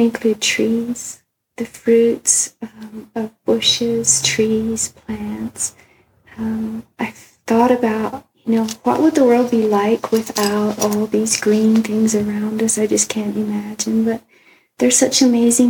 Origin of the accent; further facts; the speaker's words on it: Costa Rica; moved away; I grew up in Costa Rica with my dad having coffee plants and helping pick it